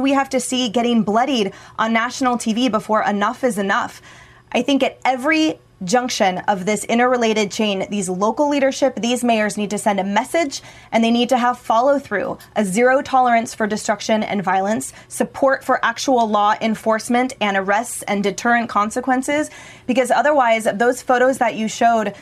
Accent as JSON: {"language": "English", "region": "West Coast", "country": "United States", "tie": "born or raised there", "said": "I grew up on the West Coast. I live in Seattle now"}